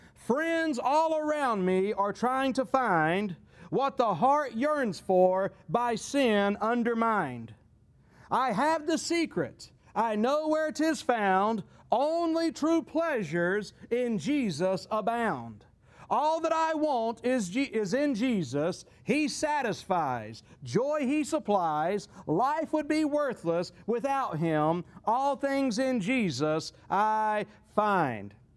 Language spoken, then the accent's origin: English; United States; our perspective as, as, as American Christians